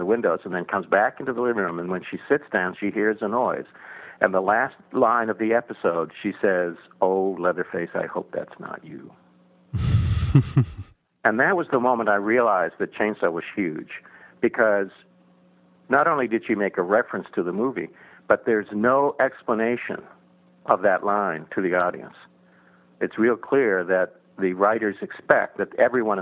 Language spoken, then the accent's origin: English; Texas, United States; born or raised there; moved away as an adult; also born or lived in Iceland